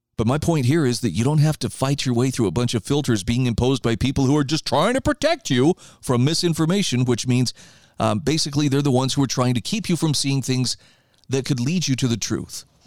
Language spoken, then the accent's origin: English; Idaho, United States; here in my home state of Idaho